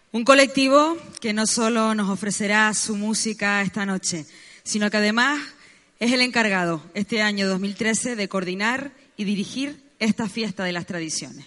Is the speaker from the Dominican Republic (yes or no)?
no; Garachico, Canary Islands, Spain; la fiesta de mi pueblo